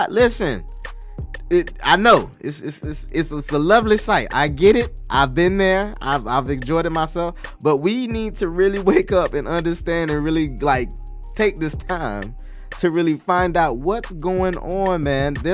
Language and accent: English; Broward County, Florida, United States; I'm you know from Broward County area